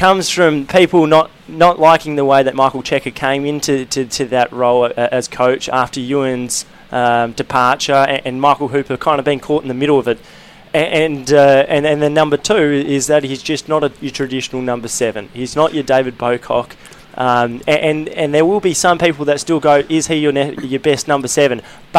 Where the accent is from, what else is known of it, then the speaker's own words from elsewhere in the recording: Brisbane, Queensland, Australia; I'm a Queenslander myself.